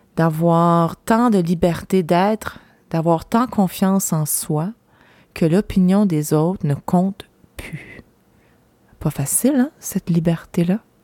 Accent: Gaspésie, Quebec, Canada; moved away; ici, là, chez moi, en Gaspésie

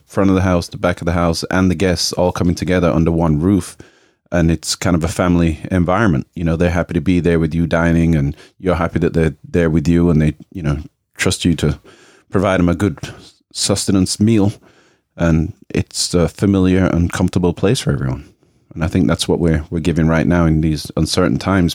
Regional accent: England, United Kingdom; now in United States; my parents were Jamaican, and I grew up in England, and then now I'm in America

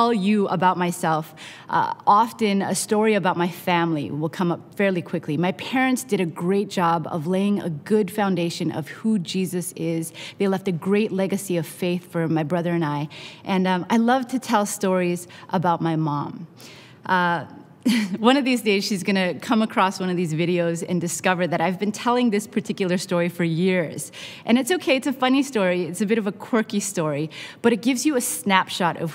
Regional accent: Canada; now in Long Beach, United States; I am Canadian by birth, Korean by heritage, Mexican by marriage, and American by immigration

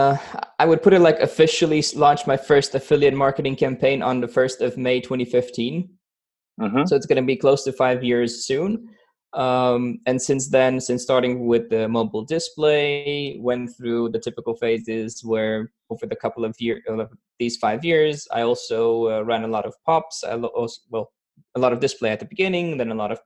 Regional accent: Romania; now in Austria; I'm originally from Romania and I live in Austria

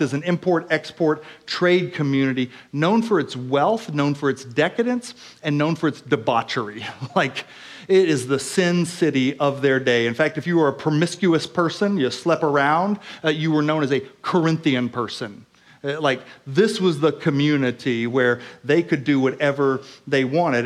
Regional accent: Oklahoma, United States; I grew up in Oklahoma

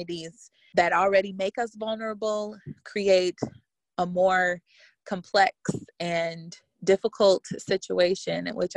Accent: Detroit, Michigan, United States; I am a Black woman born and raised in Detroit

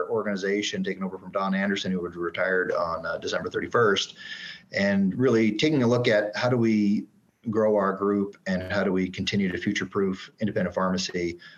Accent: Canada; moved away as an adult; also born or lived in Calgary, Alberta / Edmonton, Alberta / Dayton, Ohio; So kind of a little bit of a background. So I mentioned I'm Canadian.

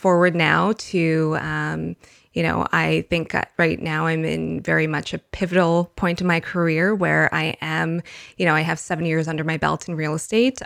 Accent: Winnipeg, Manitoba, Canada; I was born and raised in Winnipeg

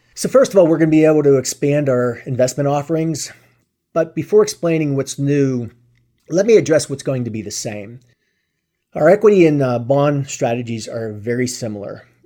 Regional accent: Pittsburgh, Pennsylvania, United States; I was born and raised in Pittsburgh

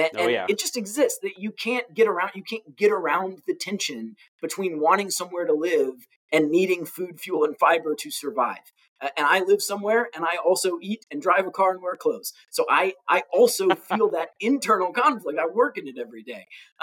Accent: Orlando, Florida, United States; And again, I grew up in Orlando. In my teens, I was in Orlando. I was an Army brat and then retired to where my family was from in Florida. I lived in Orlando.

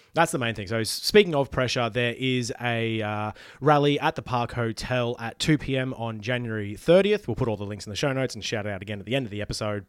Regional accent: Queensland, Australia; moved away as an adult; now in Melbourne, Australia; I am secretly a Queenslander. I moved out of there, you know, early twenties to come to Melbourne

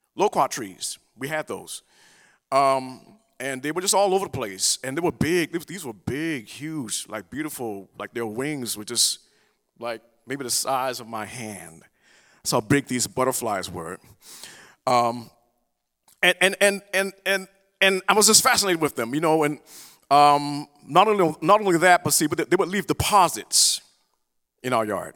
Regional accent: the South, United States; I'm from the South. You know, we, we have talk in church.

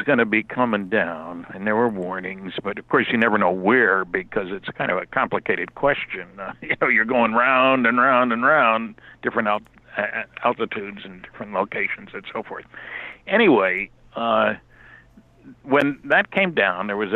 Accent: United States; moved away as an adult; also born or lived in California; now in Fredericton, Canada; I grew up in the United States. I didn't move here until 36 years ago.

